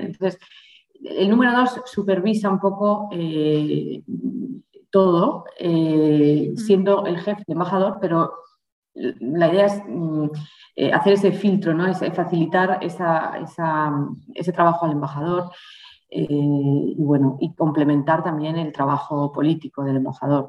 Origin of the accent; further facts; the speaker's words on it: Spain; moved away as an adult; also born or lived in Brussels / Mexico / Mozambique; en los veranos iba mucho al extranjero y siempre era la española